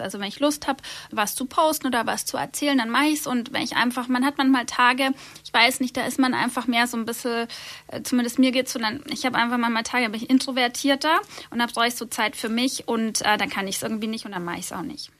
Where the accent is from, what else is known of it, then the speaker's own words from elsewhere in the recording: Nördlingen, Bavaria, Germany; moved away as an adult; now in Munich, Germany; ich bin gebürtig aus Nördlingen, das ist in Nordschwaben, und bin aufgewachsen auf einem kleinen Dorf, Löpsingen